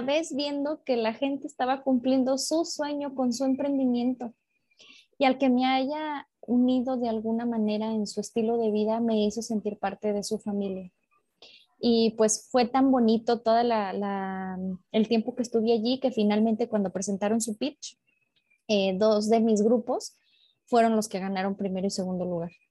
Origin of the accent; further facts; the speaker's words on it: León, Guanajuato, Mexico; en León, Guanajuato, de donde soy